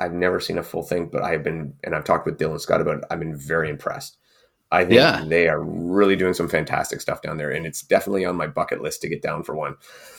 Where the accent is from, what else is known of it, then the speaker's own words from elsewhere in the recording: Canada; I can't because we're Canadian.